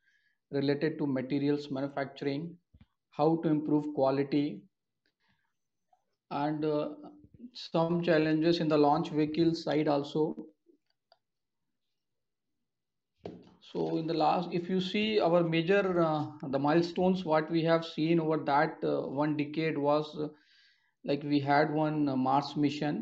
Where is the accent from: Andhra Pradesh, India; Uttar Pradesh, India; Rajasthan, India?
Uttar Pradesh, India; Kanpur; moved away; also born or lived in Warangal; I am basically from Kanpur, Uttar Pradesh